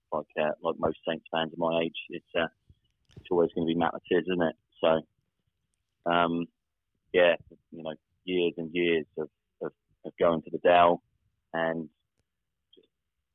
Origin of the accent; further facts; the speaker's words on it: Southampton, South East England, United Kingdom; I grew up in the Western Wolston area. Still live in Southampton now. So, never moved away